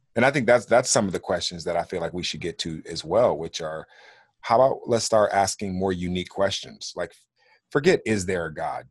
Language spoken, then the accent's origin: English; Los Angeles, California, United States; moved away as an adult; also born or lived in Kansas City / Phoenix; I grew up as a ward of the court in the state of California, in L A, in the eighties and nineties